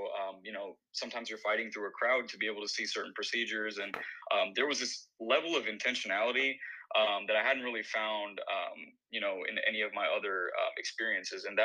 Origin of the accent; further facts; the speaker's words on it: Bowling Green, Kentucky, United States; moved away as an adult; also born or lived in Madurai, India; now in Miami, United States; my hometown of Bowling Green